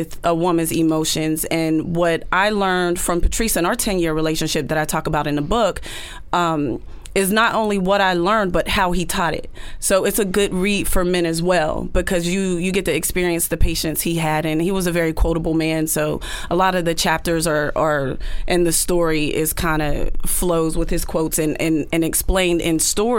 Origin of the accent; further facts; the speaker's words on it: United States; I'm just an American black woman who became fluent in speaking French